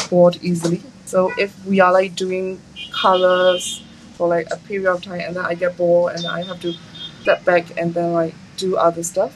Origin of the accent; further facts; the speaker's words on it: a small town in upper Myanmar, Myanmar; now in Yangon, Myanmar; I am from a small town in Myanmar, in the upper part of Myanmar. My hometown is like quite peaceful